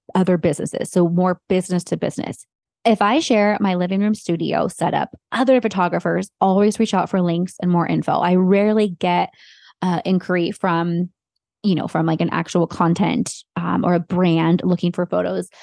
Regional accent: Morgan Hill, Santa Cruz, California, United States; Bay Area, but really Morgan Hill, Santa Cruz, that's where my hometown is.

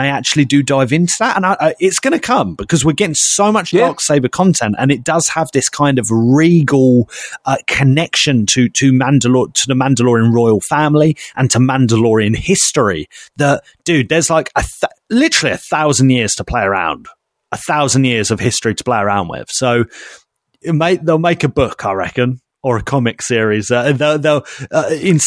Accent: United Kingdom; we were British

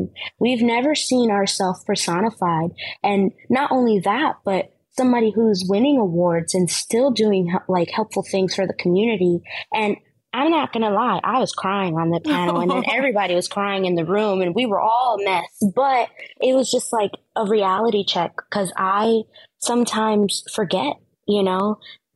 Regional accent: New York City, New York, United States; I grew up in the Bronx, right? In inner city schools.

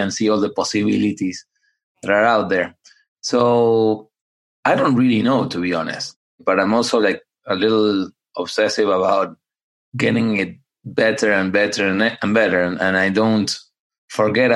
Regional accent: Buenos Aires, Argentina; also born or lived in upstate New York, United States; now in United States; I grew up in Buenos Aires, Argentina

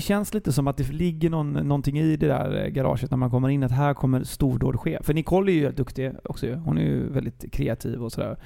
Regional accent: Gothenburg, Västra Götaland, Sweden; jag är från Gbg

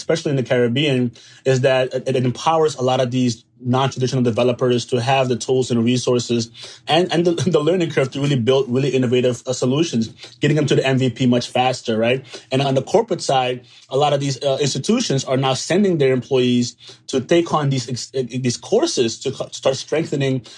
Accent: Suriname; now in Atlanta, United States; I'm from Suriname.

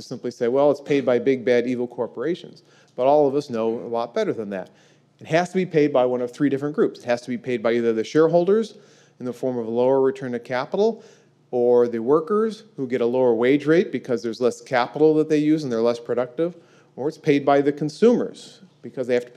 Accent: Peoria, Illinois, United States; my hometown of Peoria, Illinois

